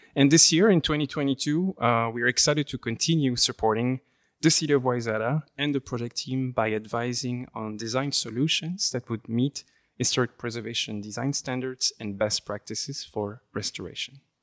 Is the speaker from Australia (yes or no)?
no; Flemish Brabant, near Leuven, Flanders, Belgium; first language French; English is a second language; moved away; I am from, uh, Belgium, uh, from the Flemish Brabant area, near the area of Leuven, or Louvain in French. Um, I actually grew up in Belgium, um, and my, my mother tongue is French